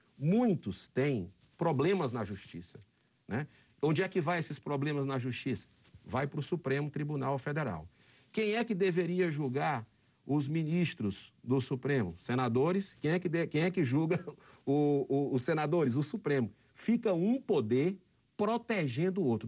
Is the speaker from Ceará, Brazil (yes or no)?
yes; Fortaleza, Ceará, Brazil; No estado do Ceará, na minha capital, Fortaleza, onde eu nasci